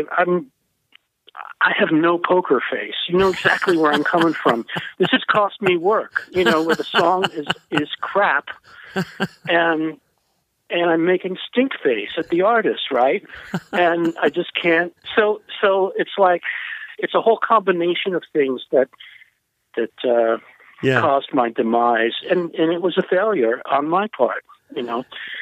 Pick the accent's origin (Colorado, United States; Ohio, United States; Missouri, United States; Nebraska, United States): Ohio, United States; Cincinnati; moved away; also born or lived in New York City; I grew up north, just north. I grew up in Cincinnati